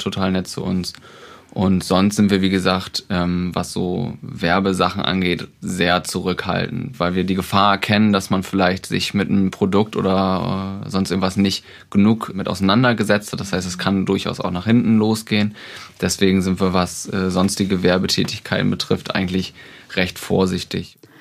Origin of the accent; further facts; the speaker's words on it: Oldenburg, Lower Saxony, Germany; wir kommen aus Oldenburg